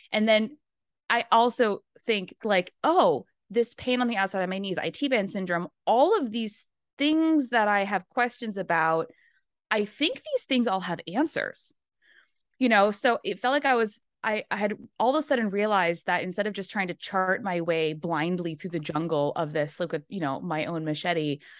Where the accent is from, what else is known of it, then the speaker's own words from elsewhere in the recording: Maine, United States; No, I'm actually from Maine originally. So I'm a New {S2} England oh, okay. girl.